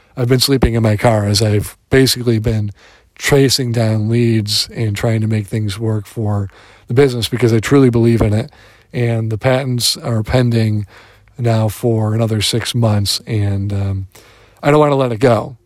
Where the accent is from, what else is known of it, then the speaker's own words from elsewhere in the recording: Detroit, Michigan, United States; moved away; I am a Detroiter